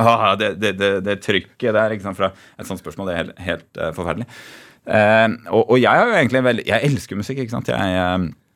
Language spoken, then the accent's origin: Norwegian; Tønsberg, Vestfold, Norway; moved away as an adult; Før jeg flytta fra Tønsberg.